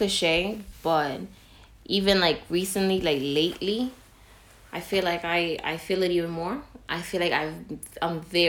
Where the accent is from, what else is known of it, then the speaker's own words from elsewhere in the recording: New York City, New York, United States; I was born in the Bronx, raised in the Bronx, went to elementary, middle school, and high school in the Bronx.